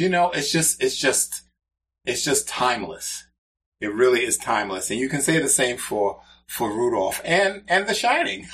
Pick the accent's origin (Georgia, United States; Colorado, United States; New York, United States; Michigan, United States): New York, United States; New York City; moved away; I grew up in the Bronx and experienced real winters up there